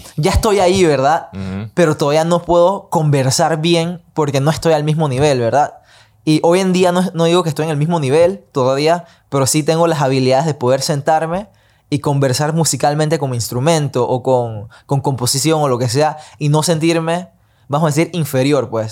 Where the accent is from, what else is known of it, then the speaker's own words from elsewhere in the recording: Panama; moved away as an adult; also born or lived in Los Angeles; nací y crecí en Panamá. Pasé 18, 19 años de mi vida acá antes de mover toda mi vida a Los Ángeles